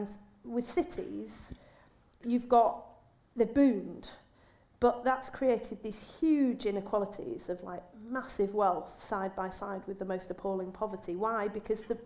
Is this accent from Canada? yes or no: no; Manchester, North West England, United Kingdom; also born or lived in Lancashire / Newcastle / London / Wigan; I was actually born in Manchester and I grew up in Lancashire.